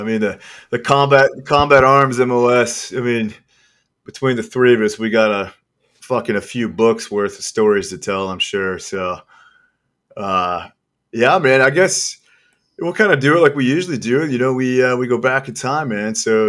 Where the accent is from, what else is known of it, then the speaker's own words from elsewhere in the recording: Kansas, United States; I'm from the Midwest as well, from Kansas.